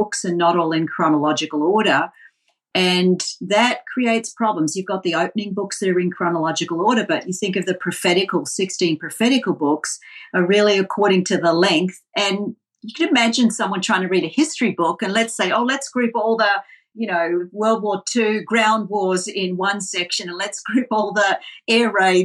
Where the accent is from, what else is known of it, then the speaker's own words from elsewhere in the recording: Melbourne, Victoria, Australia; accent: Australian; now in Boston, United States; I came from Melbourne, which unfortunately you'll hear very quickly from Australian accent